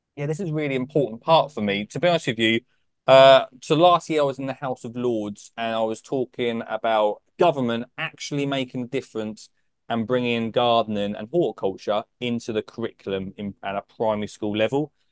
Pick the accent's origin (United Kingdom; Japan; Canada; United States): United Kingdom; Essex, East of England; I'm from Essex